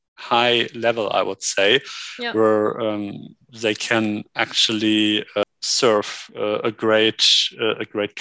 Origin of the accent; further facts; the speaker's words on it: Germany; Me being a native German